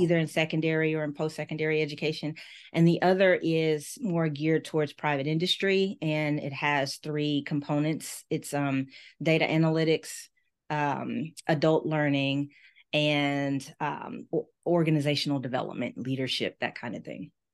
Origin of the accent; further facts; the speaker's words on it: Memphis, Tennessee, United States; moved away as an adult; also born or lived in Miami / Washington, D.C.; the University of Memphis, my hometown school